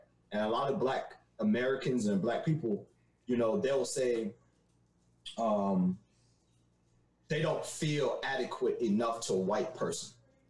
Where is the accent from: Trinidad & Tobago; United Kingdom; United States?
Trinidad & Tobago; I still haven't gotten rid of my pride as far as West Indian and Trinidadian